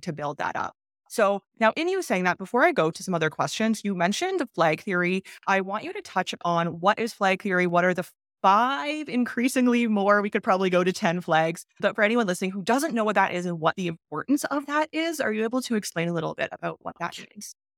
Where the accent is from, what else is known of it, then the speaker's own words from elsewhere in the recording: Canada; moved away as an adult; now in Mexico; I was born in Canada